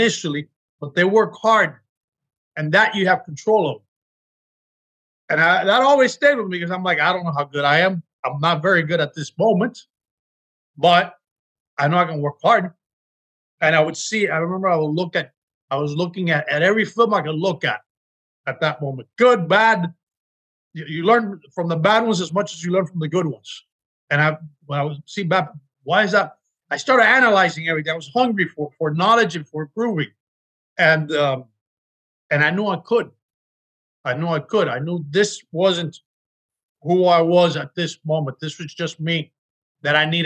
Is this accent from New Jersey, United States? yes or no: no; Miami, Florida, United States; moved away as an adult; now in Los Angeles, United States; being born and growing up in Miami